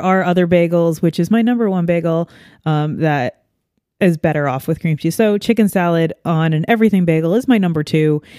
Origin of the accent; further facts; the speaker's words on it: New York, United States; being a New Yorker in, um, you know, the, the corn heartland